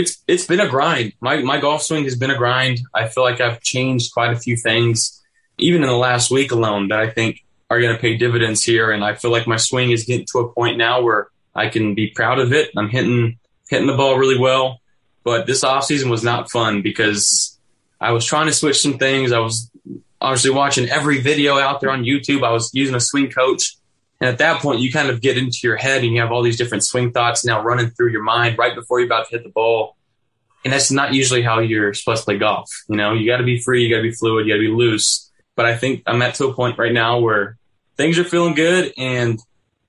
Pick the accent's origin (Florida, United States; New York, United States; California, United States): California, United States; moved away as an adult; now in Buffalo, United States; I'll have quite a few people from my hometown there.